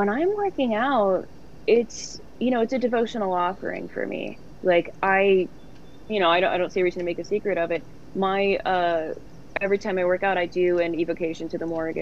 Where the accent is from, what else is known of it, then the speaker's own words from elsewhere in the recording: Los Angeles, California, United States; I'm from Los Angeles